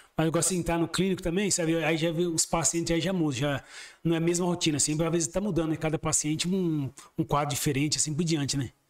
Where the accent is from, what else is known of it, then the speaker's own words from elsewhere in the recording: São Paulo, Brazil; moved away as an adult; also born or lived in Diadema; now in Sorocaba, Brazil; eu nasci mesmo em Diadema, mas fui criado mesmo no próximo, é um bairro já, é como fosse divisa do ABC ali, que é o próximo bairro chamado Jardim Miriam